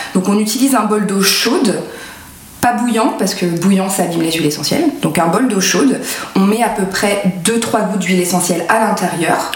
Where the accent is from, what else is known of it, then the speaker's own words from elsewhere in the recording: France; on est français